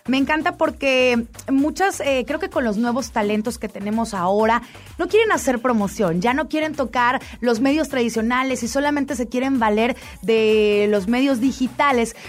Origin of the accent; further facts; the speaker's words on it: Monterrey, Nuevo León, Mexico; soy regia